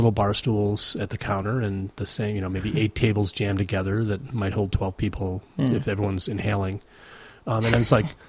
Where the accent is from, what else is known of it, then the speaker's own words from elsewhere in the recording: Chicago, Illinois, United States; growing up in Rogers Park, religious identity really matters. So my family was very connected to St. Ignatius Parish.